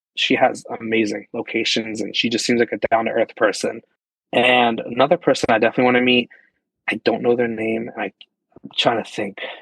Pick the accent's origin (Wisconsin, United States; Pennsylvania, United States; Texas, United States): Pennsylvania, United States; moved away as an adult; now in New York, United States; I was originally born and raised in Pennsylvania